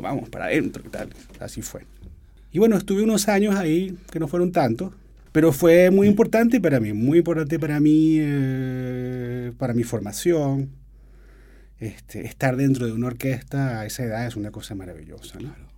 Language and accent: Spanish; Venezuela; yo soy venezolano